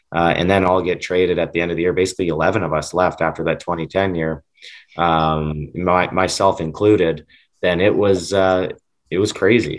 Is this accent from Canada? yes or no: yes; Western Canada, Canada; Growing up in Western Canada